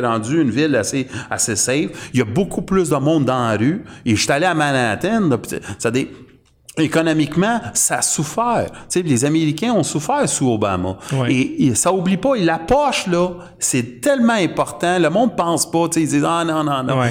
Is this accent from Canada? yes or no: yes; Canada; on est canadien